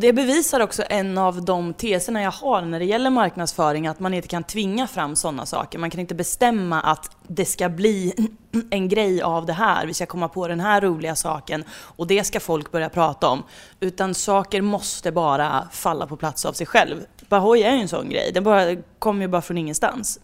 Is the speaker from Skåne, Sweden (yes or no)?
no; Värmland, Sweden; som värmlänning